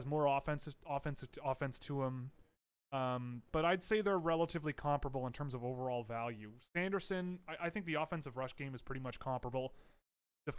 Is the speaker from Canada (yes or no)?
yes; Canada; I am Canadian.